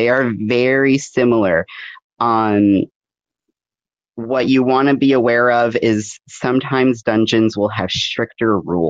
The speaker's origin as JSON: {"language": "English", "region": "New England", "country": "United States", "said": "I would say, and again, I'm coming from New England, so your dungeons might be different"}